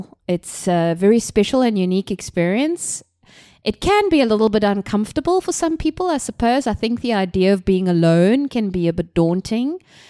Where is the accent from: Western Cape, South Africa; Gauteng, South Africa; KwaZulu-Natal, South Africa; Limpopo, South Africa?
Western Cape, South Africa; Cape Town; I come from Cape Town, South Africa, an extremely beautiful city and country.